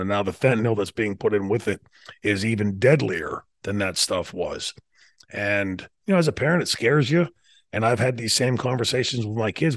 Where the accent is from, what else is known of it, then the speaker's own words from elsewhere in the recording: New Brighton, Pennsylvania, United States; my hometown, which i told you before, sort of like Mayberry